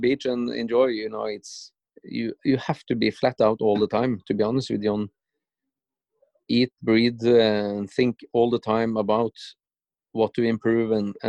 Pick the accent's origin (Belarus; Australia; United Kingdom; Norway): Norway; it was 10,000 people in my hometown